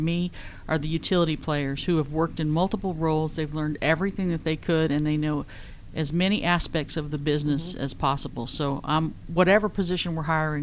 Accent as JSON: {"language": "English", "region": "Northern California", "country": "United States", "also_born_or_lived": "East Texas", "moved": "yes", "lives_now": "Georgia, United States", "said": "I was originally from Northern California. I lived in Texas for about 12 years"}